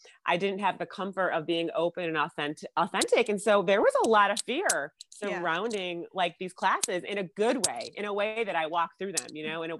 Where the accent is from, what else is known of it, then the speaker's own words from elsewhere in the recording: Syracuse, New York, United States; Growing up in Syracuse, New York